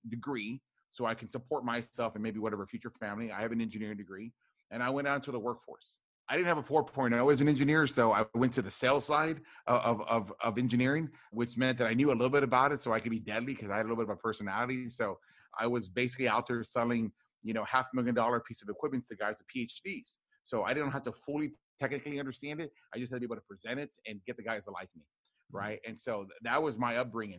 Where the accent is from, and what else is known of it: Rio Grande Valley, deep South Texas, United States; born or raised there